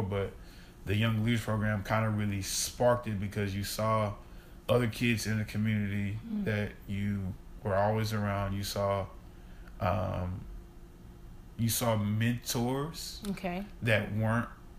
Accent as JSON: {"language": "English", "town": "Baton Rouge", "region": "Louisiana", "country": "United States", "tie": "born or raised there", "also_born_or_lived": "Shreveport, Louisiana / Ruston, Louisiana / Anaheim, California / Fullerton, California", "moved": "yes", "lives_now": "Dallas, United States", "said": "I'm from Baton Rouge, East Baton Rouge Parish"}